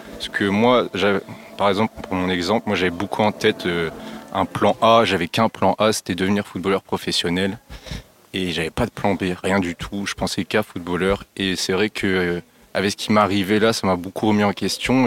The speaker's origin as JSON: {"language": "French", "town": "Lille", "region": "Hauts-de-France", "country": "France", "also_born_or_lived": "Liévin", "said": "j'ai 20 ans, je viens de Lille"}